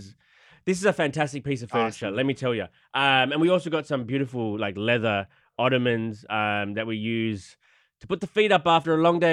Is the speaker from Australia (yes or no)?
yes; Australia; I'm natural. I'm Aussie.